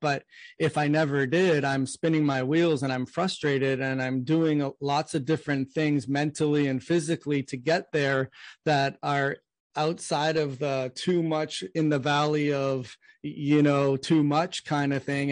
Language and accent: English; Canada; now in United States; I'm from Canada and I moved to the US